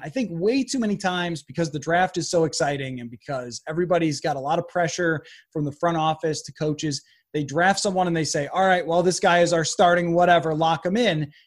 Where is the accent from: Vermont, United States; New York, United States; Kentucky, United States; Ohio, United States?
New York, United States; Buffalo; I grew up in Buffalo